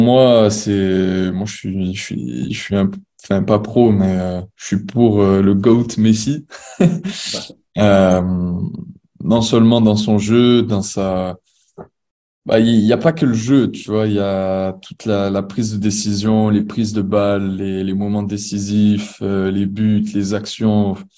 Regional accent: Marseille, Provence-Alpes-Côte d'Azur, France; moved away as an adult; now in Montreal, Canada; je suis originaire de Marseille

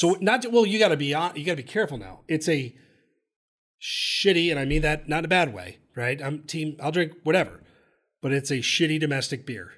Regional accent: New Jersey, United States; moved away; I'm from Jersey originally, so there is some Rutgers love in in the blood

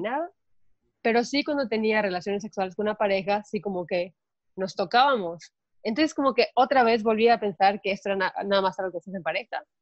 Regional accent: Mérida, Yucatán, Mexico; yo soy de Mérida y crecí

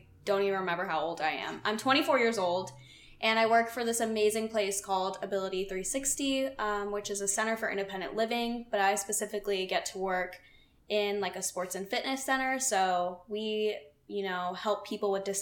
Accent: Phoenix, Arizona, United States; I'm from Phoenix

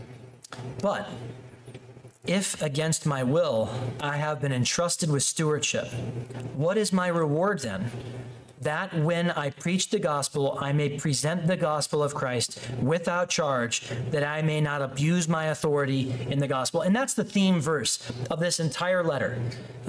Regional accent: Chicago, Illinois, United States; the church I grew up in Chicago

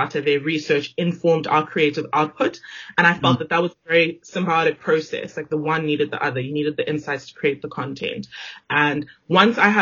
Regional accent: Johannesburg, Gauteng, South Africa; moved away as an adult; also born or lived in Zimbabwe; now in Cape Town, South Africa; about 2.5-3 years later, we moved to Johannesburg. And that is where all of my formative years were based. I grew up there.

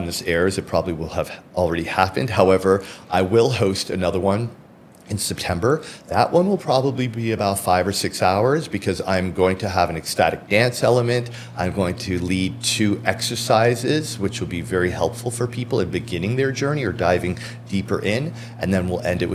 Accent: Toronto, Ontario, Canada; also born or lived in Miami; I grew up in Scarborough

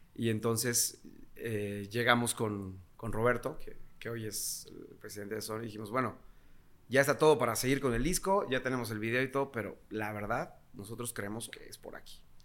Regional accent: Tulancingo, Hidalgo, Mexico; nosotros somos de Tulancingo Hidalgo

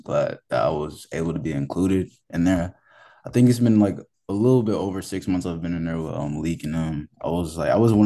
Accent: Atlanta, Georgia, United States; I'm from Atlanta, Georgia. I've been out here since a kid. Always been out here and shit and grew up here

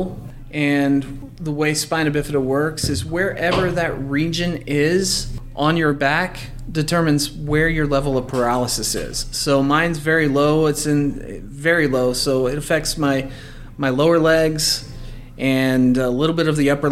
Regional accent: Forney, Texas, United States; also born or lived in Mesquite, Texas; I was raised on the east side of Dallas, in Forney. And I spent the first half of my childhood in Mesquite, and then I moved out to Forney, graduated there

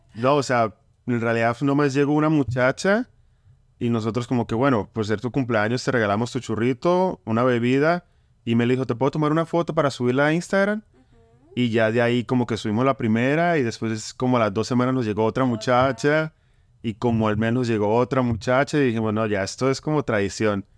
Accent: Bucaramanga, Santander, Colombia; moved away; somos de Colombia, yo soy de Bucaramanga

